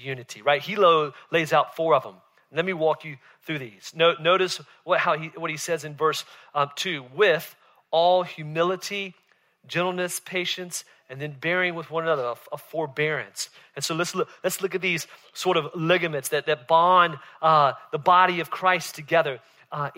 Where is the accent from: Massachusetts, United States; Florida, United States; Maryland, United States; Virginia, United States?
Virginia, United States; Southern; moved away; I grew up in Southern Virginia